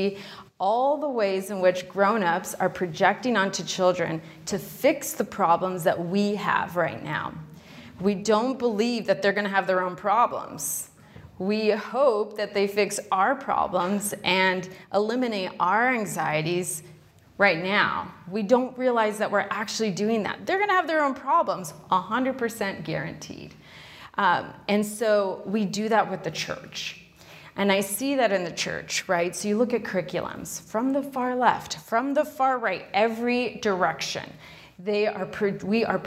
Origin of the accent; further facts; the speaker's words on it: Arizona, United States; now in New York City, United States; I'm from Arizona originally, and my uncle worked the grounds at the biosphere.